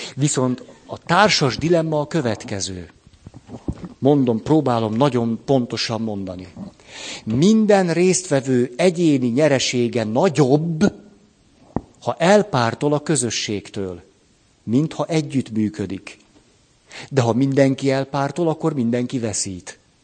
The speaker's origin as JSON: {"language": "Hungarian", "country": "Hungary", "tie": "born or raised there", "said": "hogy magyar vagyok. Istenem, ha nem itt nőttem volna föl"}